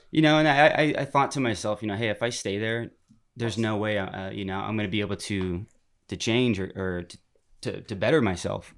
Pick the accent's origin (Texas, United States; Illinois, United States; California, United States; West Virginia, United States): California, United States; Turlock; moved away; I'm from Turlock, California, up Northern California, right smack dab in the middle of California, where you put your finger on the map in the middle you're hitting Modesto, Turlock, California. Yeah, yeah. Mm-hmm. Um, you know, I kind of grew up in just you know suburban town